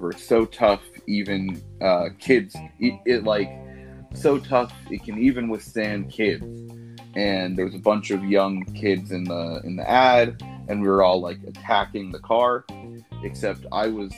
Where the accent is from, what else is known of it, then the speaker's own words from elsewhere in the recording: Los Angeles, California, United States; I'm from Los Angeles, California. I grew up here, born and raised